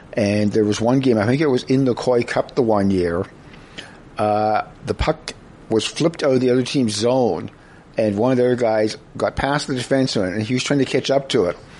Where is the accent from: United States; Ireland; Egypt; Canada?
Canada; Prince George, British Columbia; when I was growing up in Prince George, many, mm-hmm. many, many, many years ago